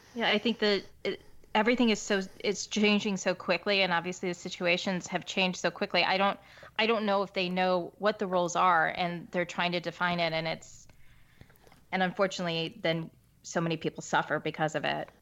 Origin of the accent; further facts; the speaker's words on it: Virginia Beach, Virginia, United States; I was born in Virginia Beach